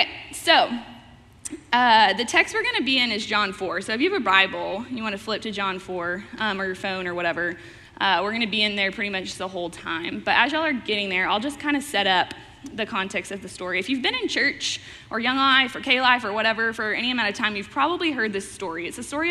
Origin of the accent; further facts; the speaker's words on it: Fort Worth, Texas, United States; moved away as an adult; also born or lived in Wichita, Kansas / Branson, Missouri; now in Oklahoma City, United States; I'm originally from Fort Worth, Texas